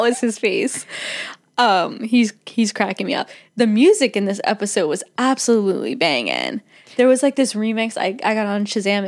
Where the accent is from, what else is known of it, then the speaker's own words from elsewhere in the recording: United States; accent: American; my American accent